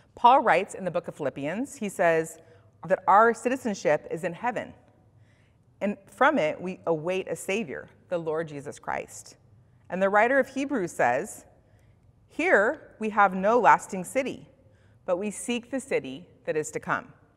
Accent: Bend, Oregon, United States; moved away; I was raised in Central Oregon, in Bend specifically.

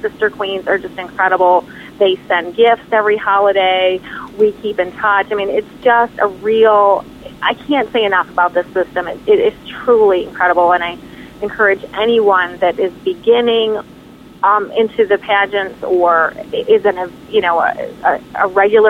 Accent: upstate New York, United States; now in Mechanicsville, United States; I am actually a Northerner from upstate New York

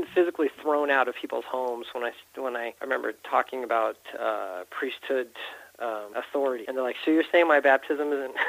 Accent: California, United States; also born or lived in St. George / Bountiful; Yeah, my family moved around a lot. You know, I grew up in California. We had, I lived in St. George

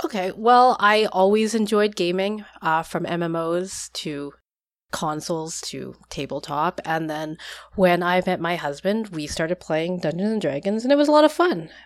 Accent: Vancouver, British Columbia, Canada; I am from Vancouver, Canada.

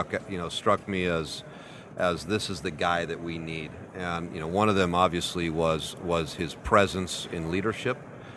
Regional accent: Peru; also born or lived in South America / North America / Europe / Africa; now in United States; I was born and raised in Peru. I've lived in South America, North America, Europe, and Africa over, you know, basically the last 30, 40 years.

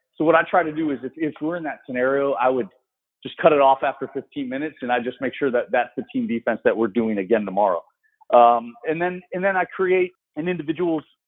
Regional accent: Florida, United States; being in my hometown, I, lived three miles from campus

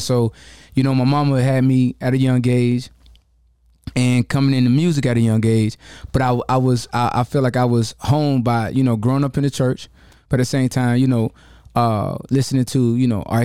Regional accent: Jacksonville, Florida, United States; I grew up, you know, I come from the bottom. I'm from Jacksonville, Florida. I'm a Florida boy

